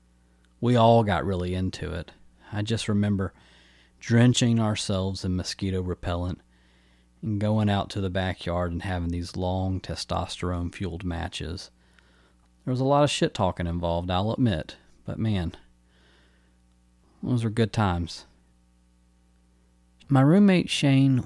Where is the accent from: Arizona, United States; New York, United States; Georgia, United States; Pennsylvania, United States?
Georgia, United States; Newnan; also born or lived in Atlanta, Georgia; my hometown of Noonan, Georgia